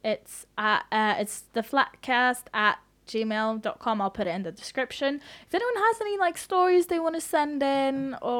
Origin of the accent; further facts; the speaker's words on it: Norway; I'm a white girl. I grew up in Norway